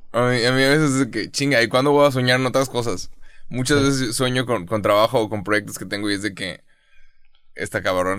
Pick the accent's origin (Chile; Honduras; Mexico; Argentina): Mexico; yo, como mexicano